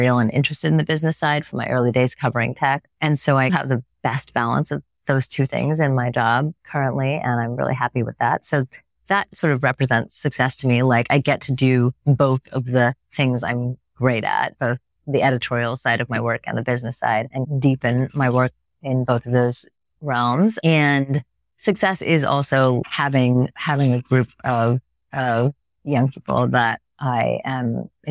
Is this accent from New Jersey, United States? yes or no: no; Bay Area, California, United States; moved away as an adult; now in New York, United States; growing up in the Bay Area